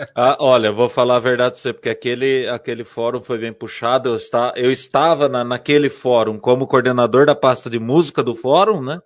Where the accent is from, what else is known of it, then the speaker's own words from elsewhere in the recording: Borborema, São Paulo, Brazil; Eu sou de Borborema